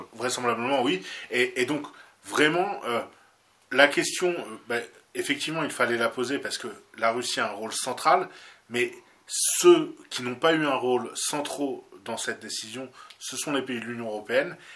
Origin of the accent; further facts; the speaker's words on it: France; nous, en tant que Français